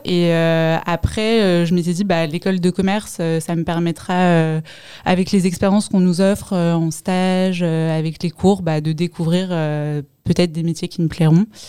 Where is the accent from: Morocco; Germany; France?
France; Paris, Île-de-France; Je viens de Paris.